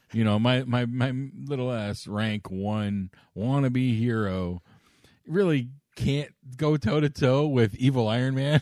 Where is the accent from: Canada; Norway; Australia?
Canada